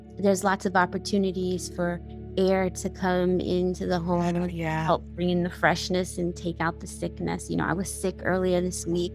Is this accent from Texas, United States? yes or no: no; New York, United States; I'm born and raised in New York. And so New York is my home